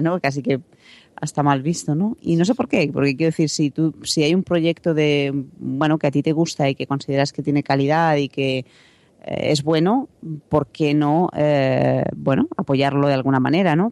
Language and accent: Spanish; Salamanca, Castile and León, Spain; also born or lived in Madrid; volver a Salamanca, de donde soy